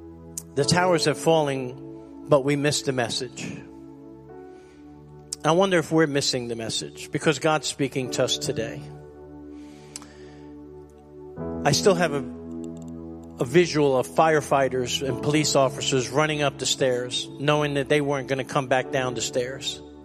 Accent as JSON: {"language": "English", "town": "New York City", "region": "New York", "country": "United States", "tie": "born or raised there", "moved": "yes", "said": "me and Carolyn decided to go to New York City to just go visit our hometown, my hometown"}